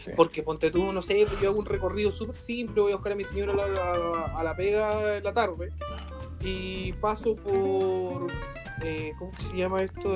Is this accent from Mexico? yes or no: no; Chile; como chilenos